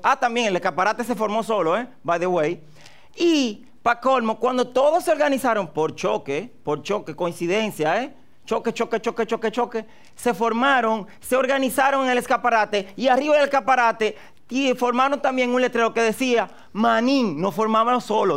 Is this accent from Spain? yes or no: no; Dominican Republic; todo mi pueblo dominicano